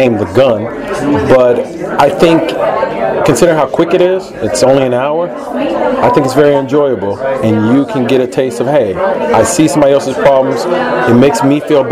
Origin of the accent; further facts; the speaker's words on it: Chicago, Illinois, United States; also born or lived in Iowa; now in Los Angeles, United States; Originally, I'm from Chicago